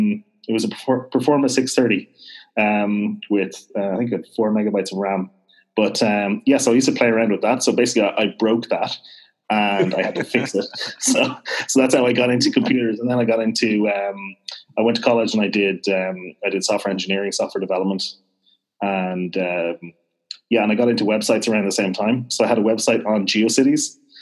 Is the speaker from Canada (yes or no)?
no; Dublin, Leinster, Ireland; accent: fairly neutral Irish; So I'm actually originally from Dublin, which is why I don't really have a strong west accent. I have a fairly neutral accent, actually, for an Irish guy.